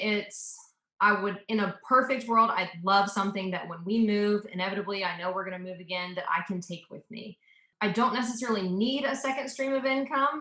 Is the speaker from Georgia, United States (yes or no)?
yes; Atlanta, Georgia, United States; also born or lived in Memphis, Tennessee / Auburn, Alabama / South Africa; I was really raised in Atlanta from when I was like two years old